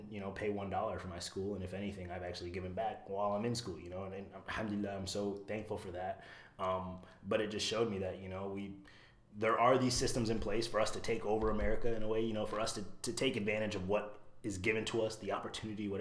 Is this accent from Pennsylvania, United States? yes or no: no; Iowa City, Iowa, United States; also born or lived in Virginia; raised in Iowa.